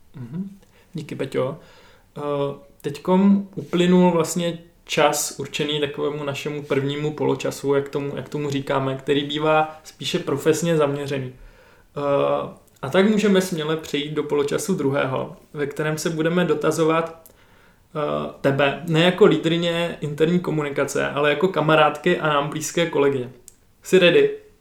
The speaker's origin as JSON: {"language": "Czech", "town": "Zlín", "region": "Zlín Region", "country": "Czechia", "said": "já jako Zlíňák"}